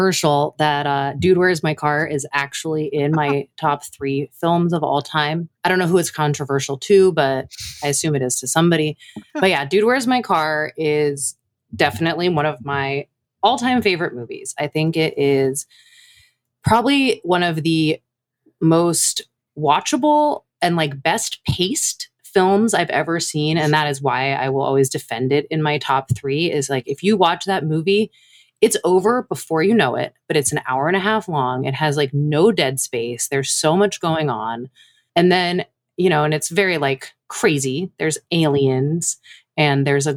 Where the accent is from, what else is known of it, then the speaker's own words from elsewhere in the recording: New York City, New York, United States; the apartment I grew up in Manhattan